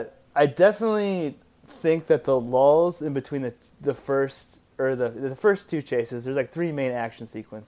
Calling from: Denver, Colorado, United States; recording from Denver, Colorado.

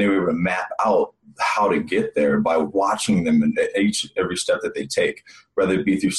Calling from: Scottsdale, Arizona, United States; So I'm calling from Scottsdale, Arizona.

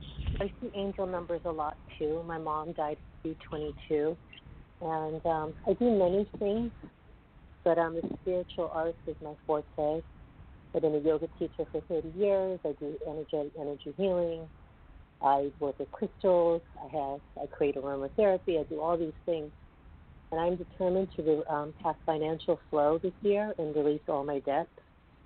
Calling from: New York, United States; I'm calling from New York.

